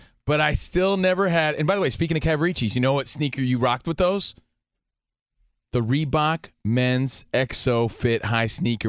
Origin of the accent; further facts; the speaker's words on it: Union, New Jersey, United States; I'm from Union, New Jersey.